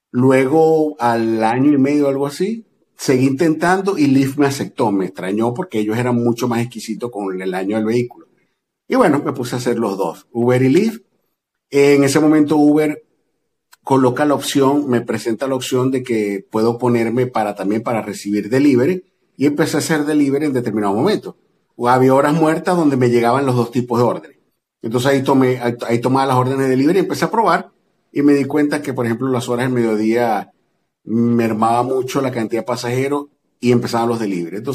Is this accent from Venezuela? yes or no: yes; Venezuela; now in United States; Yo soy de Venezuela y tengo alrededor de seis, siete años en Estados Unidos. Comencé viviendo en, en Florida en la parte norte de Latinoamérica y bueno, ya después de hace año y medio pasé a Tallahassee